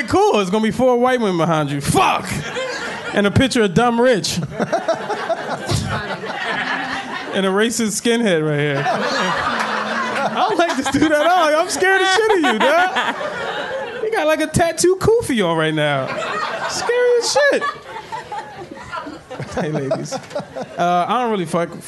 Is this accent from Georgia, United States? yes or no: no; Philadelphia, Pennsylvania, United States; growing up in West Philly